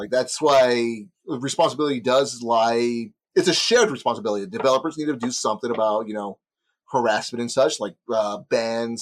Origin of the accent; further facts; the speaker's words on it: Texas, United States; Speaking as a Texan